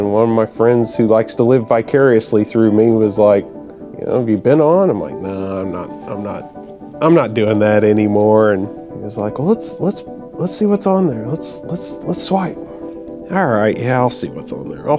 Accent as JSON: {"language": "English", "town": "Oklahoma City", "region": "Oklahoma", "country": "United States", "tie": "born or raised there", "said": "I was born and raised in Oklahoma City"}